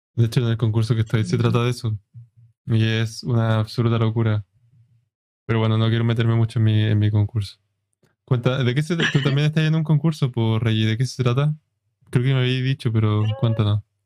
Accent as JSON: {"language": "Spanish", "country": "Chile", "said": "aquí en Chile"}